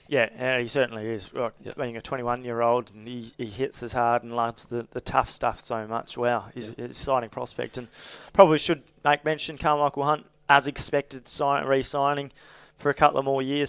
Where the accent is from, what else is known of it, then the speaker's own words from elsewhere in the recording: Queensland, Australia; I'm a Queenslander